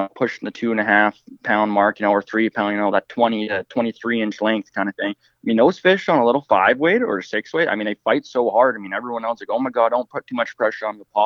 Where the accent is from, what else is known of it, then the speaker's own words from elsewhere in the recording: Fort St. John, British Columbia, Canada; also born or lived in Terrace, British Columbia; I grew up in Fort St. John, British Columbia